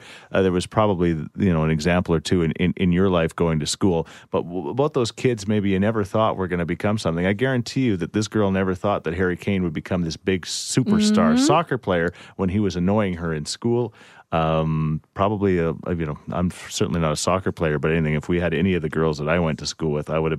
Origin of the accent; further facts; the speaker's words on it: Warburg, Alberta, Canada; I grew up in Warburg